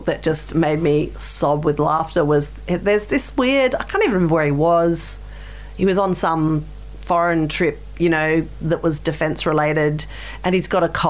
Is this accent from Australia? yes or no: yes; South Australia, Australia; Australia as well, which has just like lost the car manufacturing industry. So for my home state, it's a survival, you know.